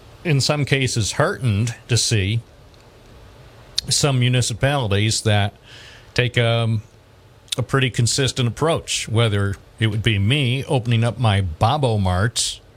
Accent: Endwell, New York, United States; also born or lived in Endicott, New York; as a young lad growing up in Endwell and then later in Endicott

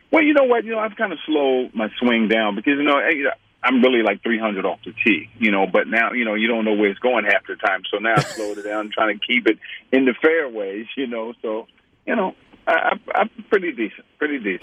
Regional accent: Atlanta, Georgia, United States; also born or lived in France; I was born in Sorbonne, France, but Atlanta is where I'm from.

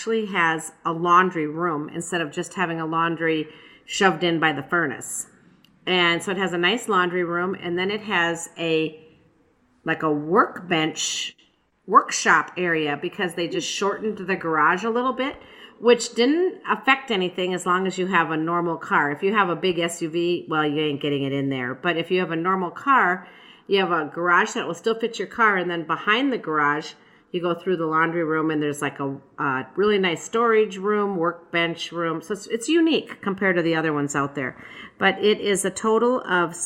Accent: Wabasha, Minnesota, United States; I grew up in Wabasha

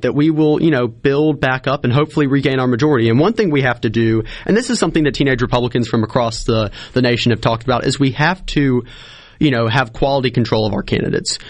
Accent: Lamar County, Mississippi, United States; I'm born and raised in Lamar County

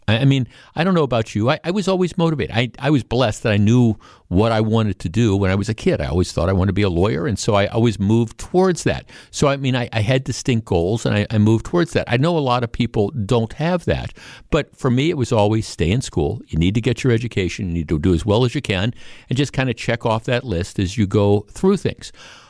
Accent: Glendale, Wisconsin, United States; if I had been walking down the street of the neighborhood I grew up in Glendale

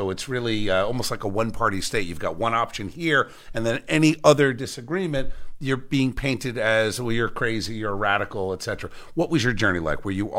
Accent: Cherry Hill, New Jersey, United States; Love being back in Camden County. As you know, born and raised in Cherry Hill.

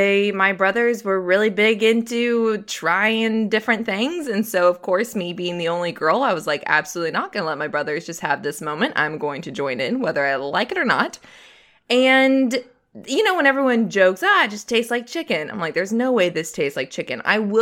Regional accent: Phoenix, Arizona, United States; I grew up in Phoenix, Arizona.

